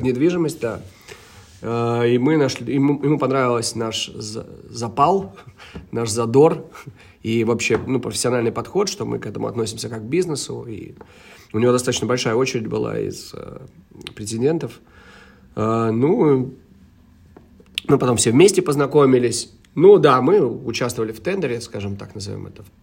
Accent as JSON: {"language": "Russian", "town": "Cologne", "region": "North Rhine-Westphalia", "country": "Germany", "tie": "born or raised there", "moved": "as an adult", "lives_now": "Riga, Latvia", "said": "я лично эм, вырос в Германии, провел свои э, тинейджа там, вот, как, когда с 2000, ой, с 91 по 99 год, даже с 90 -го года, все 90 я провел в, в городе Кёльне"}